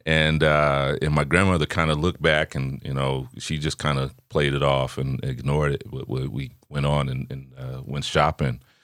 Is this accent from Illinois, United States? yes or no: yes; Chicago, Illinois, United States; I grew up in Chicago